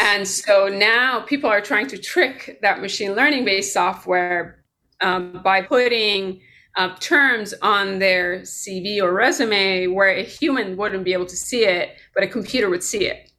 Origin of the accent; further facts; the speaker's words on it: Tehran, Tehran Province, Iran; now in United States; I was born here, but predominantly I grew up in Tehran, Iran